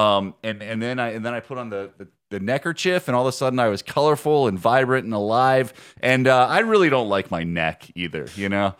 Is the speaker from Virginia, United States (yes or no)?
yes; Harrisonburg, Virginia, United States; I grew up in Harrisonburg